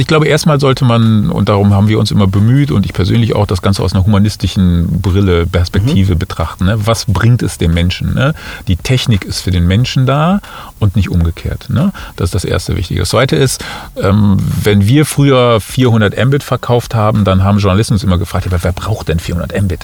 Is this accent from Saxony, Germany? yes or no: no; Cologne, North Rhine-Westphalia, Germany; moved away as an adult; also born or lived in Munich; now in Düsseldorf, Germany; ich bin gebürtiger Kölner.